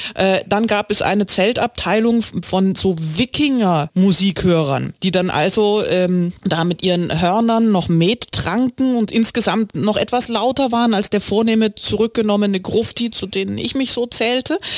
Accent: East Germany, Germany; now in Berlin, Germany; wie sich das für einen richtigen Ossi gehört, gar nicht wahnsinnig weit weg von zu Hause, nämlich ungefähr eine Autostunde von meinem Heimatdorf entfernt nach Leipzig

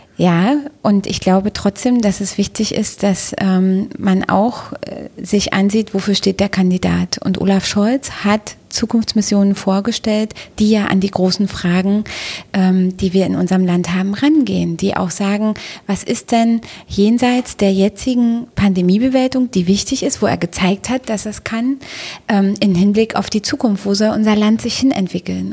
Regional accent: East Germany, Germany; now in Berlin, Germany; als Ostdeutsche oder als jemand, der eine ostdeutsche Anfangsbiografie hat

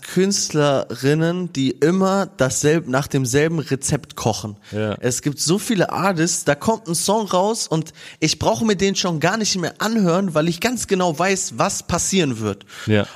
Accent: Kassel, Hesse, Germany; wir spielen Shows in Kassel, zwei Festivals in meiner Heimat

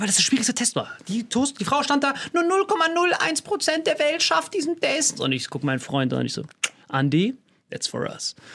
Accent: Bad Kreuznach, Rhineland-Palatinate, Germany; ich komme aus Bad Kreuznach

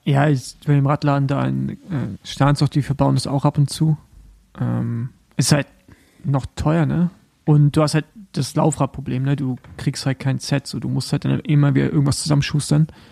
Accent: the East, eastern Germany, Germany; da, wo ich herkomme, also so aus dem Osten

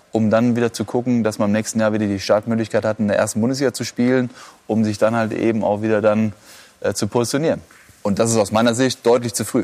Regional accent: Dortmund, North Rhine-Westphalia, Germany; Also wenn ich als Dortmunder das schon mitbekomme

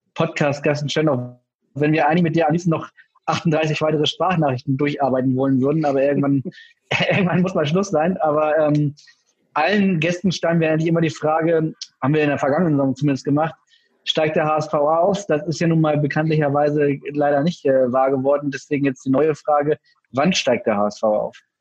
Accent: Hamburg, Germany; als Hamburger

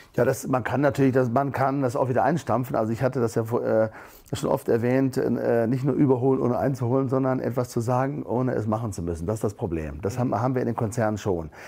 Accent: Germany; Wir sind als Deutsche

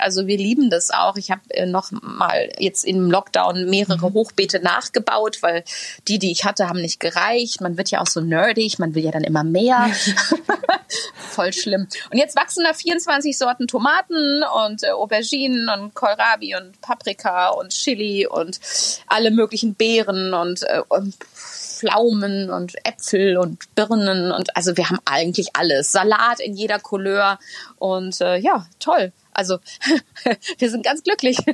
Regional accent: Ahlen, North Rhine-Westphalia, Germany; now in Hamburg, Germany; meiner Heimatstadt Aalen, eine alte, äh, also eine kleine Stadt im Münsterland, die ähm, aber ehemals eine Zechenstadt war.

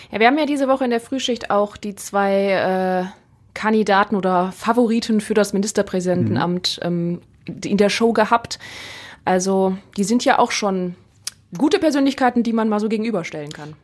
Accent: Neuss, North Rhine-Westphalia, Germany; meiner Heimatstadt, aus Neuss

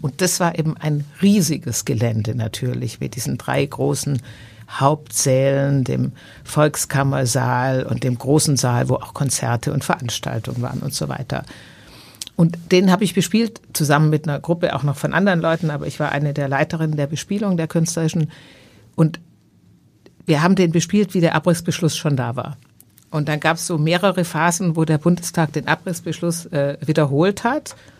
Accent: Stuttgart, Baden-Württemberg, Germany; now in Hamburg, Germany; in diesem Vorort von Stuttgart, wo ich groß geworden bin

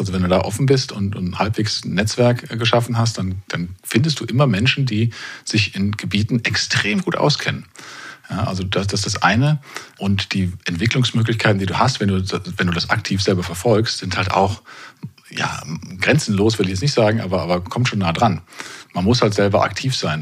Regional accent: Kerpen, North Rhine-Westphalia, Germany; moved away as an adult; also born or lived in Karlsruhe; zurück in meine Heimat Ort nach Kerpen

